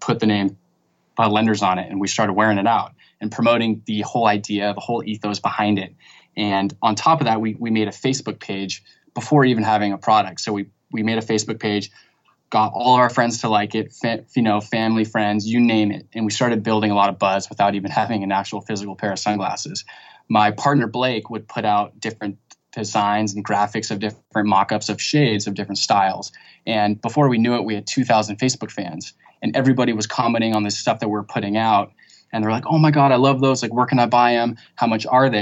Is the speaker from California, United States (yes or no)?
yes; Santa Barbara, California, United States; moved away as an adult; now in San Diego, United States; I'm actually from Santa Barbara